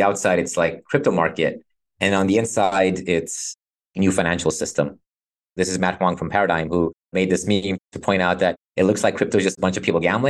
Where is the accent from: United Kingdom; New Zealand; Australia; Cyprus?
Cyprus; I'm from Cyprus.